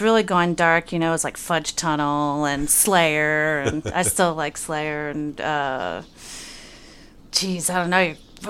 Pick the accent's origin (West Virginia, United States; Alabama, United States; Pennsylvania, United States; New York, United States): Pennsylvania, United States; North Wales; I grew up just outside of Philadelphia, about 30, 40 miles in an area called North Wales, near Ambler, Lansdale area. Pretty much it was just farm and the mall and the ice cream shop and one random music store that was fortunately walking distance from me.